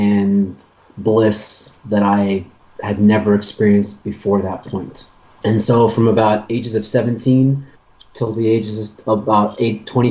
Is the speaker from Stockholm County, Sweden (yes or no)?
yes; Stockholm, Stockholm County, Sweden; I'm from Stockholm, Sweden.